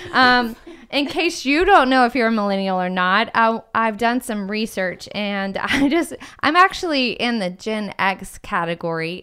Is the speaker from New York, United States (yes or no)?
no; Atlanta, Georgia, United States; I grew up in Atlanta